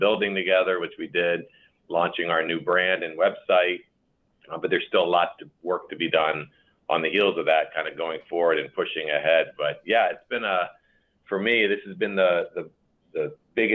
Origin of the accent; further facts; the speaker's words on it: Maryland, United States; moved away as an adult; also born or lived in Chicago, Illinois; now in Elmhurst, United States; I was born and raised actually on the East Coast in Maryland. Came from Maryland to Chicago for college and stayed here in 1988